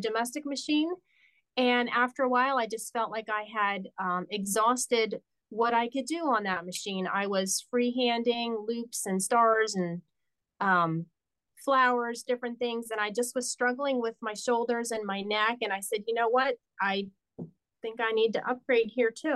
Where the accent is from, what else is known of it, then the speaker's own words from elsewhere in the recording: Wilkes-Barre, Pennsylvania, United States; also born or lived in Delaware; My hometown is Wilkes-Barre, Pennsylvania